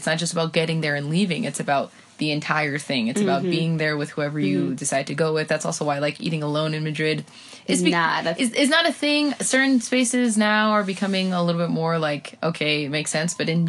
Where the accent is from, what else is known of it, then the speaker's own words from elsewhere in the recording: Guatemala; accent: Guatemalan; You know, I'm over here, you know, with my Guatemalan voice, like, vení para acá, fíjate vos, fíjate, fíjate, va, que va, bah.